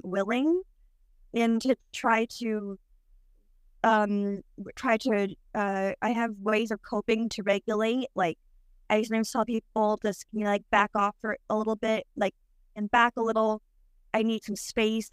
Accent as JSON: {"language": "English", "region": "New Jersey", "country": "United States", "said": "I'm 33 and I'm from New Jersey"}